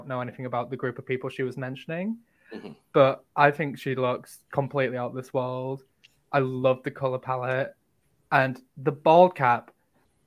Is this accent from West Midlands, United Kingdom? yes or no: no; Yorkshire and the Humber, United Kingdom; I'm from Yorkshire